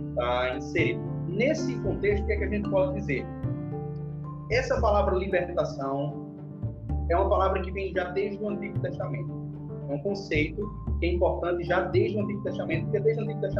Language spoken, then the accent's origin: Portuguese; interior of Paraíba, Brazil; now in João Pessoa, Brazil; eu moro em João Pessoa, sou do interior, sou sertanejo, mas moro em João Pessoa, na capital da Paraíba.